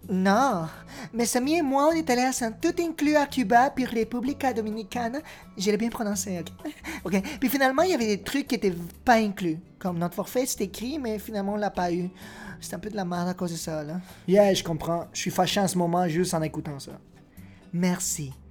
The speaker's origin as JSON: {"language": "French", "country": "Peru", "said": "je, viens pas du Mexique. Euh, je viens du Pérou, en Amérique du Sud."}